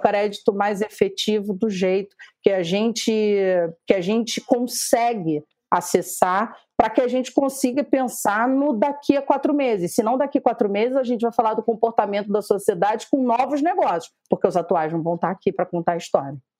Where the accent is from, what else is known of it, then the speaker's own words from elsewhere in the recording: Rio de Janeiro, Brazil; estamos enquanto cariocas